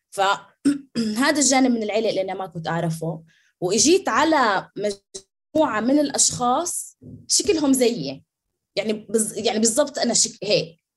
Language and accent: Arabic; Nablus, West Bank, Palestine; انا طول عمري بتعرف فلسطينيه بس على اساس اني نابلسيه على اهل ابوي اوكي بس